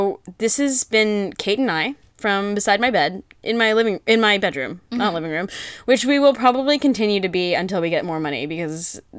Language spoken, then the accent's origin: English; Ottawa, Ontario, Canada; I grew up in Ottawa.